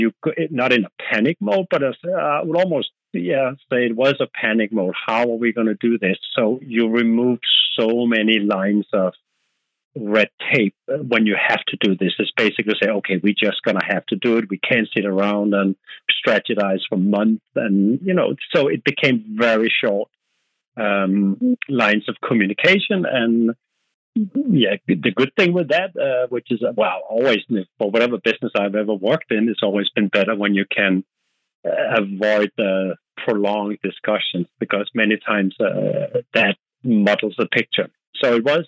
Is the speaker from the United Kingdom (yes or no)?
no; Denmark; accent: Danish; English is a second language; moved away; As you can hear on my accent, I'm Danish